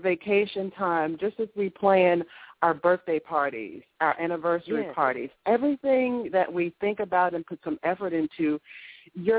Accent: Augusta, Georgia, United States; moved away as an adult; also born or lived in Miami, Florida; Born and raised in Augusta, Georgia

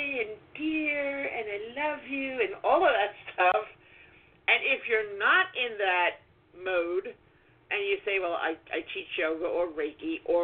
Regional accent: New York City, New York, United States; I'm from Brooklyn

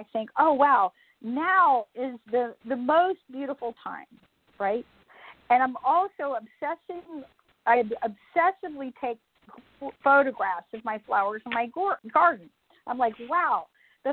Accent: Atlanta, Georgia, United States; I'm from Atlanta, Georgia

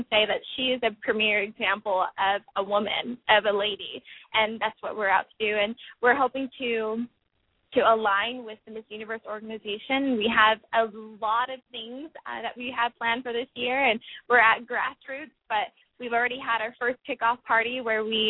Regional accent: California, United States; having been born and raised in California

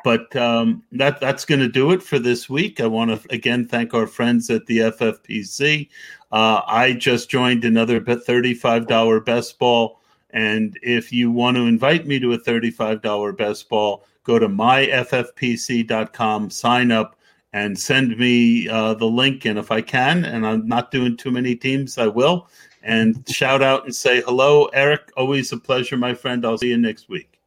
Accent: New York, United States; growing up in New York uh, when I was seven they won the Super Bowl with Joe Namath

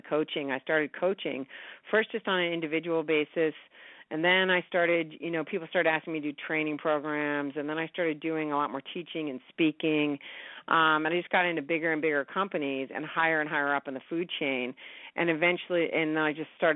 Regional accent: New York, United States; I grew up in New York

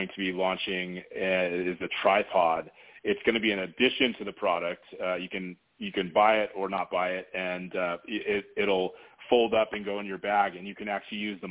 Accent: San Diego, California, United States; I'm originally from San Diego

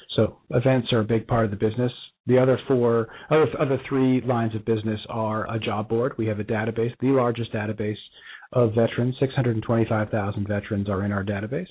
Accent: Bronxville, New York, United States; now in Dallas and Cincinnati, United States; Our, our, our hometown. We're both from the same hometown, just north of New York City

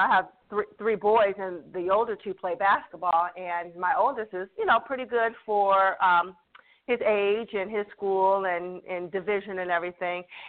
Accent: Toledo, Ohio, United States; moved away as an adult; now in Cleveland, United States; I'm originally from Toledo, but I've been here 20 years

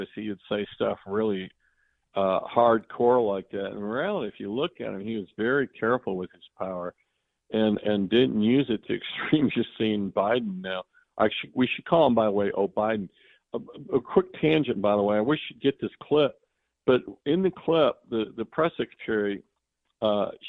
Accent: Texas, United States; I'm from Texas

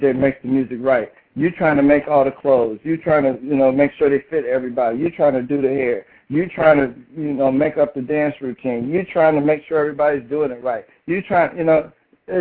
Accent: Indianapolis, Indiana, United States; That's my hometown

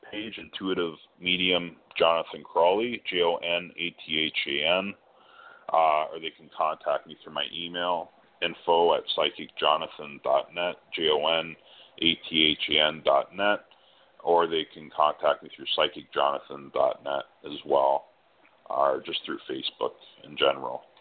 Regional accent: Ontario, Canada; I'm from Ontario as well. I'm just in Guelph, on of uh, Toronto.

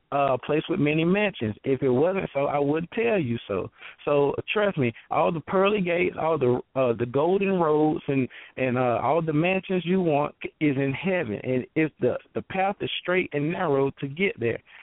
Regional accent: Thomson, Georgia, United States; I'm from uh Thompson, Georgia.

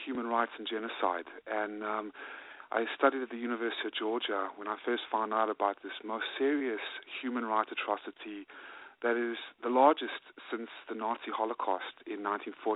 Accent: South Africa; now in United States; Originally from South Africa, and in 1995, I came with my mom and my dad and my sister and my grandmother to form another life

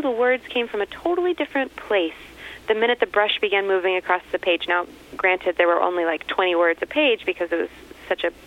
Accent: Texas, United States; moved away; originally from Texas

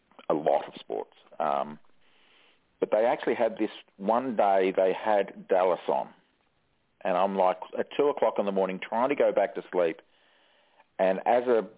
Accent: Australia; we're a big country. Don't have many people

